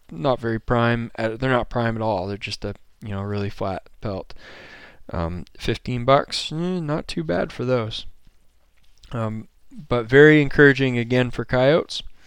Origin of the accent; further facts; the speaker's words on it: Maine, United States; moved away as an adult; now in Montana, United States; I'm from Maine